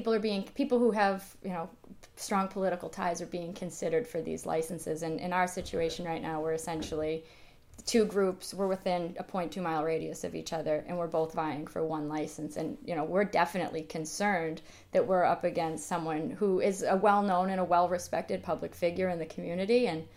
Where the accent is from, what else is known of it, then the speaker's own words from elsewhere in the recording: Boston, Massachusetts, United States; We're both from Boston, but we have mm-hmm. no real political ends.